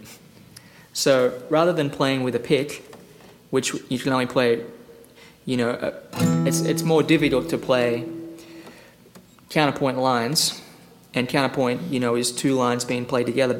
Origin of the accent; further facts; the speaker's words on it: Australia; now in Nashville, United States; I grew up in Australia